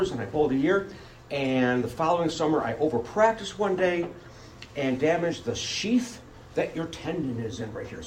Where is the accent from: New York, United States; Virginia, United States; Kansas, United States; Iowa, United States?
New York, United States; Buffalo; moved away as an adult; now in Rochester, United States; I grew up in Buffalo.